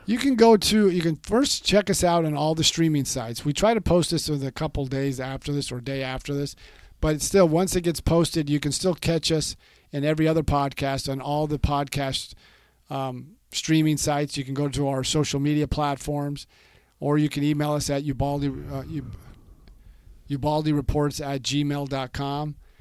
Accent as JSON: {"language": "English", "region": "California", "country": "United States", "tie": "born or raised there", "moved": "yes", "said": "I was born and raised in California"}